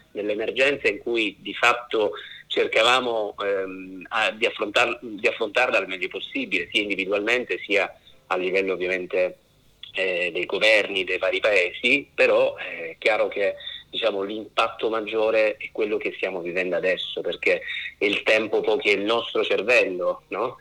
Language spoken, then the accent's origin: Italian; Sicily, Italy; io sono siciliano di origine